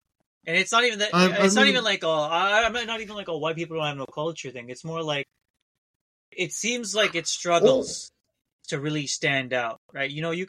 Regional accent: Canada; people, other Indians call me Canadian all the time whenever they meet me

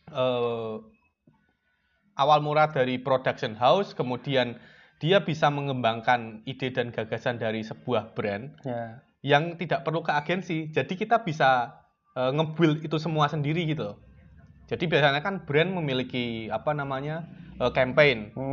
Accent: Kudus, Central Java, Indonesia; saya asli Kudus eh, adik kelasnya Mas Jangka

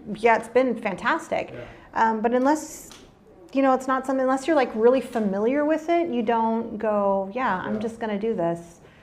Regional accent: San Antonio and Austin area, Texas, United States; moved away as an adult; now in California, United States; I was born and raised in Texas and grew up around the San Antonio and Austin area

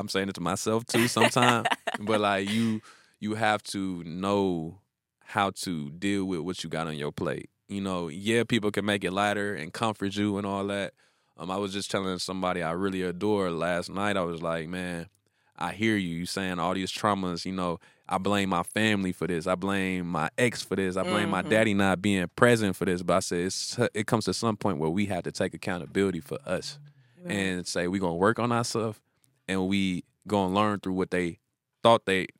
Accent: the South, United States; they be mad at me in interviews because I'm from the South, boy.

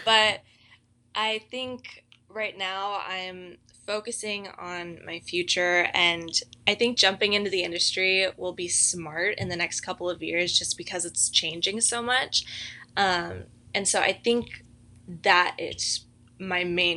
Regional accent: Mission Viejo, California, United States; So I'm from Mission Viejo, California. That's in Orange County, so not too far away from Azusa Pacific.

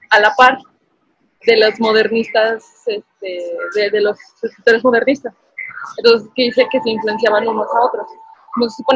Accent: Mexico

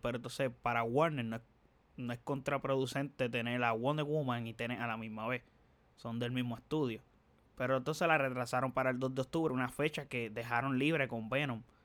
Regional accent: Dorado, Puerto Rico; aquí yo soy de Dorado, vivo en Dorado

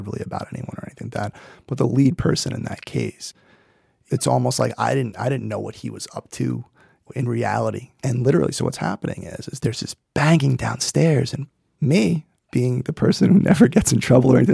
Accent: New York City, New York, United States; I grew up in Brooklyn

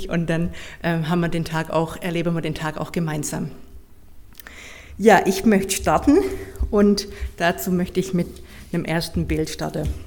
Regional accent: Heilbronn, Baden-Württemberg, Germany; Ursprünglich komme ich aus dem Hoherloge, so kurz vor Heilbronn. Da bin ich auch geboren in Heilbronn

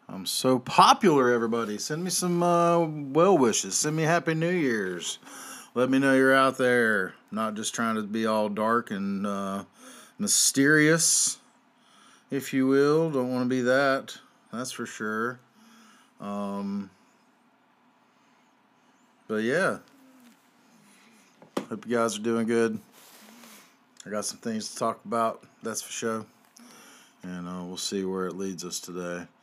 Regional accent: Southern United States, United States; I'm a Southerner.

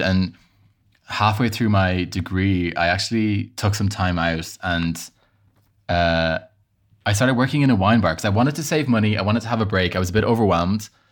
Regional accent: Ireland; accent: Irish; moved away as an adult; also born or lived in Bahrain; now in Paris, France; I moved to Ireland when I was five. So I mean, I've grew up in Ireland.

